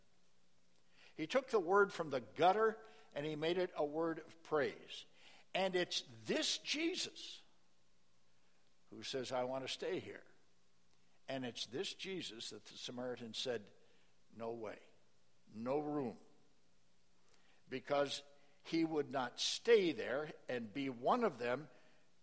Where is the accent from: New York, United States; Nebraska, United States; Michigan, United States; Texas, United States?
Nebraska, United States; small town; moved away; I was invited to preach in my hometown church, small town Nebraska